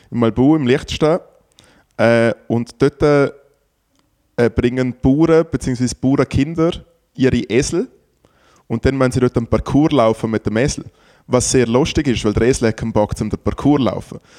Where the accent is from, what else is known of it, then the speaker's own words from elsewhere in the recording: Liechtenstein; Für mich als äh, Liechtensteiner, wo ja Demokratie herrscht